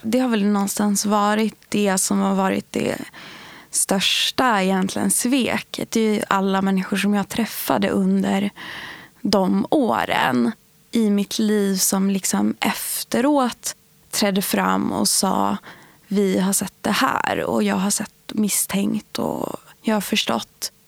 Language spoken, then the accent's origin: Swedish; outside Sundsvall, Norrland, Västernorrland County, Sweden; jag är uppvuxen utanför Sundsvall med föräldrar som har rötter i Iran och Irak.